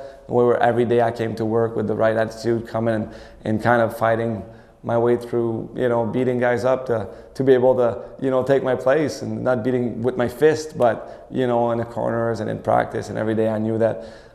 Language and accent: English; Montreal, Quebec, Canada; I'm from Montreal